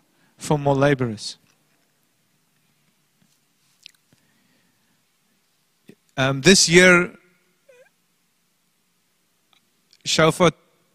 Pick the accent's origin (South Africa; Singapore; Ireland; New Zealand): South Africa; Port Elizabeth, Eastern Cape; moved away as an adult; now in Hermanus, South Africa; Port Elizabeth, my hometown. My parents lived there. I grew up there.